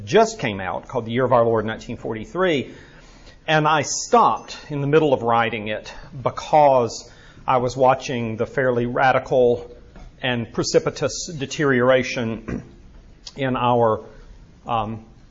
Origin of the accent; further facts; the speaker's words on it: Birmingham, Alabama, United States; moved away; It is good to be back here in my hometown.